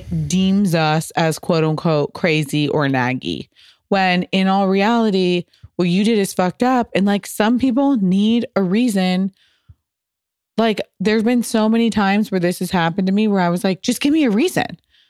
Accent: Midwest, United States; He's from Chile. I am from the Midwest.

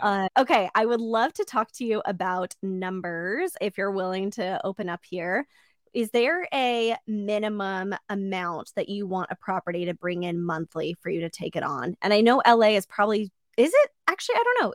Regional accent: Orange County, California, United States; I grew up in Orange County

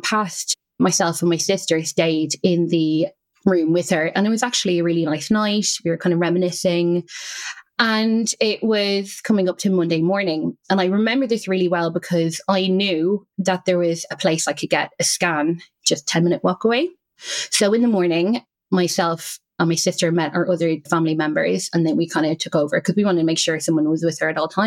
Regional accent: Ireland; accent: Irish; moved away; as you can probably hear, I'm Irish. And I would go back to Ireland every half term.

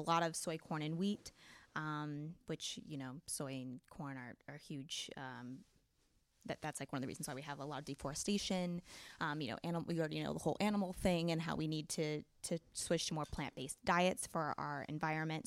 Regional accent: Oregon, United States; I grew up in Oregon, actually, on a farm.

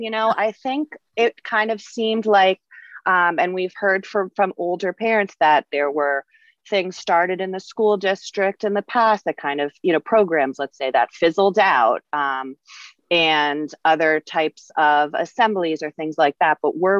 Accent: Northport, New York, United States; because I grew up in Northport and it's a great town and everybody's so nice

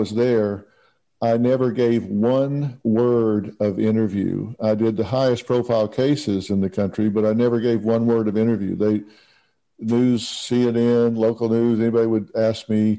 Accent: Texas, United States; I'm from Texas.

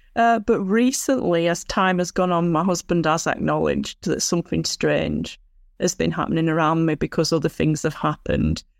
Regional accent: Blackburn, North West England, United Kingdom; also born or lived in Lake District, Cumbria; I was born in Lancashire, U K, in Blackburn, Lancashire

